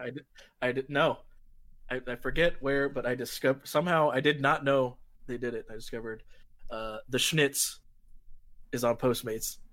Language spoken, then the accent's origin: English; California, United States; moved away; in California actually, like in my hometown